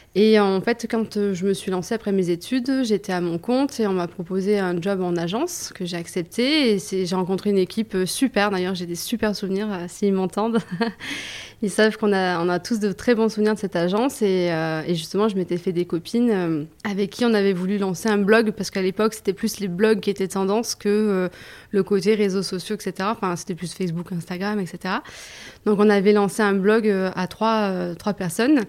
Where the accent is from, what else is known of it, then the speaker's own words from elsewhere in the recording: Saint-Maximin-la-Sainte-Baume, Provence-Alpes-Côte d'Azur, France; moved away as an adult; now in Aix-en-Provence, France; Moi, je viens du Var. J'habitais à Saint-Maximin, dans le Var, donc c'est une demi-heure d'ici